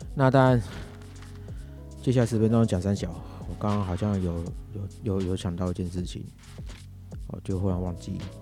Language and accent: Chinese; Taiwan; 我这个是讲给我们，我们台湾这边